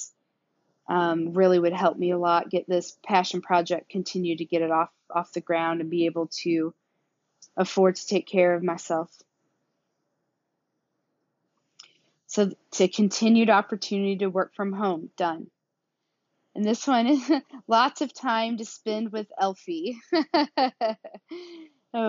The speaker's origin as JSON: {"language": "English", "country": "United States", "also_born_or_lived": "Carrollton, Missouri / Atlanta", "accent": "southern", "lives_now": "Kansas City, United States", "said": "Obviously I have a southern accent"}